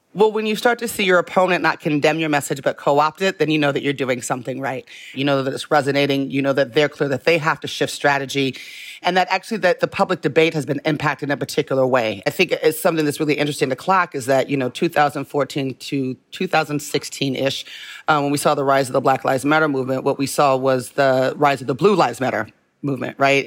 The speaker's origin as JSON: {"language": "English", "town": "Las Vegas", "region": "Nevada", "country": "United States", "tie": "born or raised there", "said": "I was born in Las Vegas"}